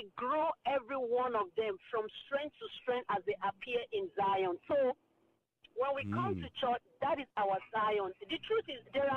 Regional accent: Nigeria; now in Maryland, United States; I'm from Nigeria. My husband's from Nigeria too

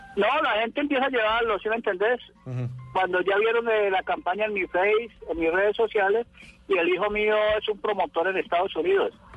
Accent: Roldanillo?, Valle del Cauca, Colombia; somos de aquí de Rosso

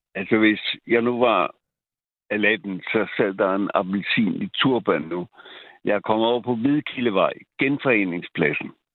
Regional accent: Copenhagen, Capital Region of Denmark, Denmark; jeg er født og opvokset i Tibirgade

